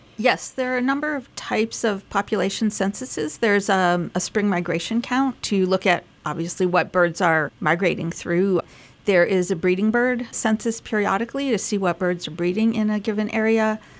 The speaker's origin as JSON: {"language": "English", "region": "Massachusetts", "country": "United States", "tie": "born or raised there", "also_born_or_lived": "California", "moved": "as an adult", "lives_now": "Lehigh Valley, United States", "said": "growing up in Massachusetts"}